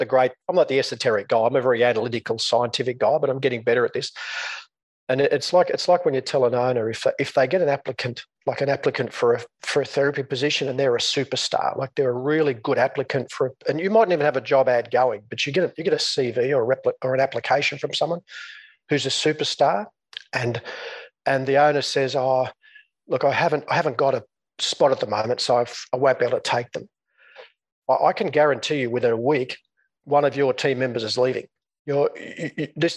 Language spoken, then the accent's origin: English; Coonamble, New South Wales, Australia; moved away as an adult; also born or lived in Newcastle, Australia / Sydney, Australia; I grew up in a small country town in northwest New South Wales, Australia